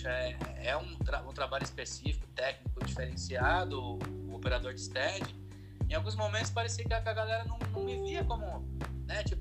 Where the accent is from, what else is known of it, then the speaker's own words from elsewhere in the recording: Maringá, Paraná, Brazil; now in Londrina, Brazil; Eu vim para Londrina, eu vim de Marigá para Londrina para fazer faculdade de desenho industrial.